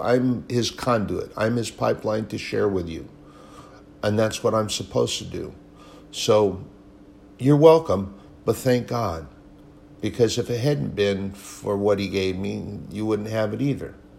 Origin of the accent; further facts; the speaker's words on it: United States; as an American, a veteran, a patriot